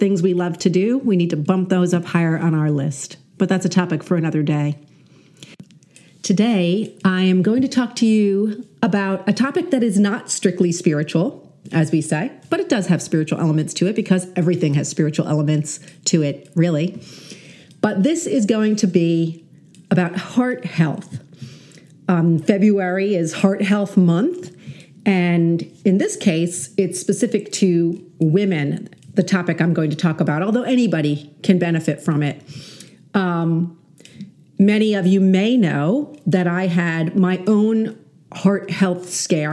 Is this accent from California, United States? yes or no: no; New York, United States; I'm such a New Yorker